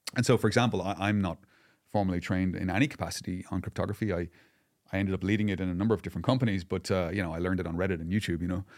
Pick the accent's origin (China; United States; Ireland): Ireland; I'm Irish